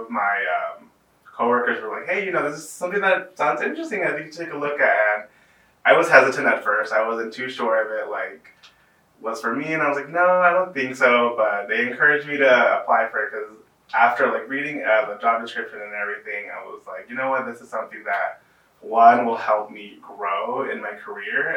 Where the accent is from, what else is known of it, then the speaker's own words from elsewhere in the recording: San Antonio, Texas, United States; I am born and raised here in San Antonio, Texas